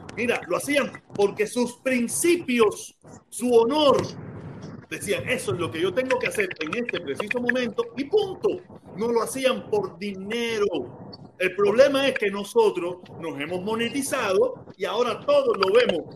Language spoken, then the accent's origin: Spanish; Cuba; now in Miami, United States; Yo vine con visa desde Cuba.